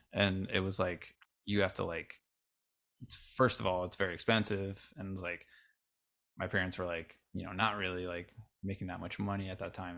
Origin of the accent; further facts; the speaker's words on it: Avon, New York, United States; I grew up in Rochester, New York.